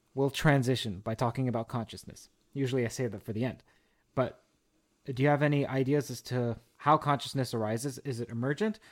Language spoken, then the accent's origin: English; Toronto, Ontario, Canada; from U of T, my hometown, my bailiwick